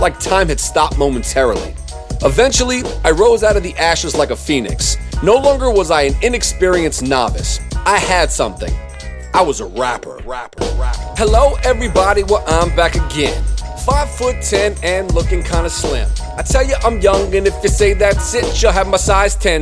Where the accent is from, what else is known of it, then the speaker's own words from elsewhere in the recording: Durham, North Carolina, United States; I was from Dirty Durham